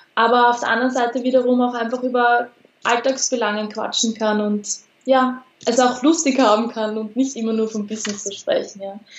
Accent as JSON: {"language": "German", "country": "Austria", "said": "bei uns in Österreich"}